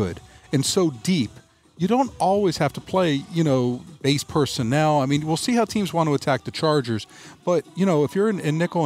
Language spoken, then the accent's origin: English; South Florida, United States; now in Gainesville, United States; I grew up in South Florida.